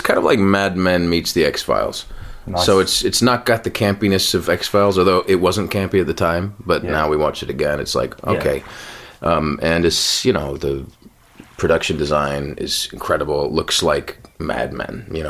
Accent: Ireland; I am Irish.

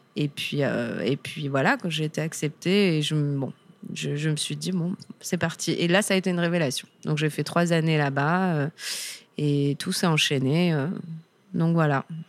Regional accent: Toulon, Provence-Alpes-Côte d'Azur, France; moved away as an adult; also born or lived in Lyon / Paris / Amsterdam; je suis originaire de Toulon, donc du Sud

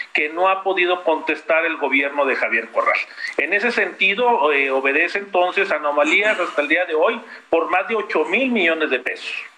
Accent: Chihuahua, Mexico; los chihuahuenses, los mexicanos

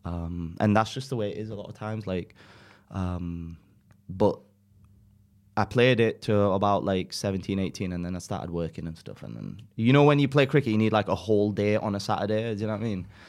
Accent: Dewsbury, Yorkshire and the Humber, United Kingdom; accent: northern; also born or lived in Pakistan; being brought up in Yorkshire

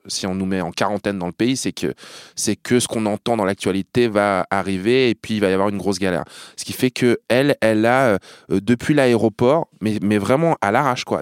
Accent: Hérouville-Saint-Clair, Normandy, France; moved away as an adult; also born or lived in Caen / Cambodia; now in Montreuil, France; un mec avec qui j'ai grandi chez moi à Hérouville

